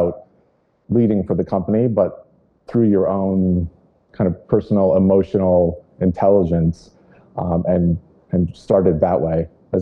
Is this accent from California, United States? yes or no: yes; Lake Tahoe, California, United States; growing up in Northern California. I grew up in Lake Tahoe.